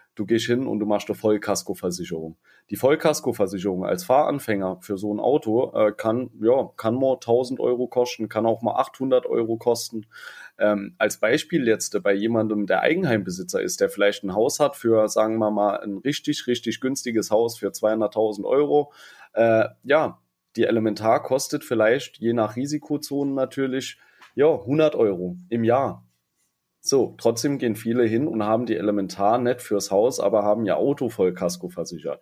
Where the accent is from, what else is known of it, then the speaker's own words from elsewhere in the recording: Saarland, Germany; bei uns im Saarland